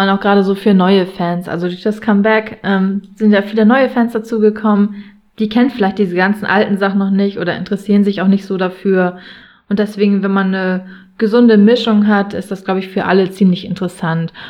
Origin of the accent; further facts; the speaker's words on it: Buxtehude, Lower Saxony, Germany; komme aus Buxtehude in der Nähe von Hamburg